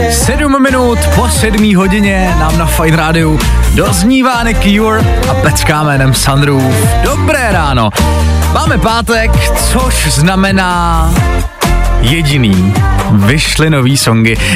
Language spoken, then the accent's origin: Czech; Přerov, Olomouc Region, Czechia; já jsem z Předova